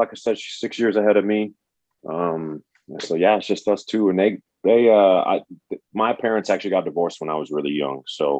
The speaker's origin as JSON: {"language": "English", "town": "Chicago", "region": "Illinois", "country": "United States", "tie": "born or raised there", "also_born_or_lived": "Wyoming", "moved": "as an adult", "lives_now": "Texas, United States", "said": "I am actually from Chicago, born and raised."}